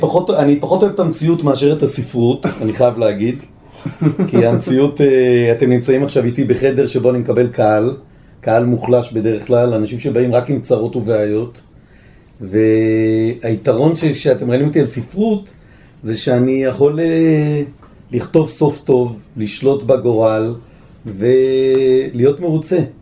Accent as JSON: {"language": "Hebrew", "town": "Bat Yam", "region": "Tel Aviv District", "country": "Israel", "tie": "born or raised there", "moved": "yes", "lives_now": "Jerusalem, Israel", "said": "גדלתי בבת ים"}